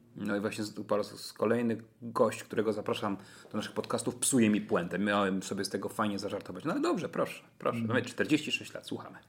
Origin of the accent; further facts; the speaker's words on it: Toruń, Kuyavian-Pomeranian Voivodeship, Poland; mieszkam całe życie w Toruniu